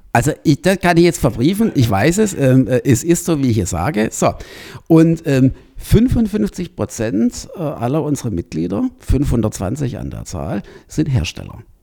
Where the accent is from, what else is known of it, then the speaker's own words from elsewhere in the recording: Baden-Württemberg, Germany; moved away; also born or lived in Rosenheim; ich komme ja aus Baden-Württemberg